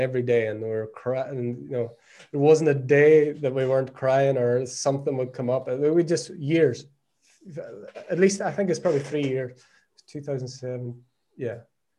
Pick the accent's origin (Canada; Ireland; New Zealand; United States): Ireland; moved away as an adult; now in Portugal; We came away to Portugal. My wife's from Brazil. I'm obviously from Ireland. So we came here not knowing anyone.